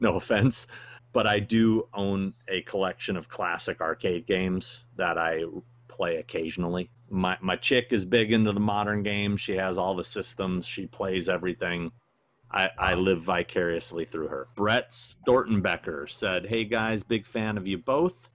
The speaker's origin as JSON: {"language": "English", "town": "Anchorage", "region": "Alaska", "country": "United States", "tie": "born or raised there", "said": "I was born in Anchorage, Alaska."}